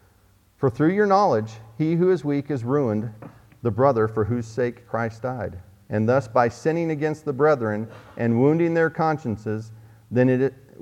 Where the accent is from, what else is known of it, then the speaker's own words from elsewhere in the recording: Oklahoma, United States; in the Bible Belt where Jan and I grew up in Oklahoma